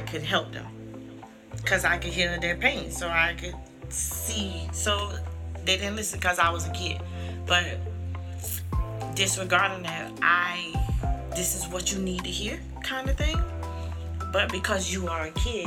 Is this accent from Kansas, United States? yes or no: no; St. Petersburg, Florida, United States; Being in St. Pete, born in St. Pete, I've always felt like, you know, I'm in St. Pete, but a lot of people used to be like, where you from? I'm like, I'm from St. Pete.